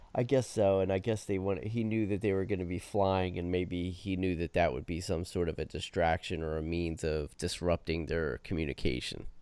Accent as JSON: {"language": "English", "region": "New Jersey", "country": "United States", "said": "I'm from New Jersey"}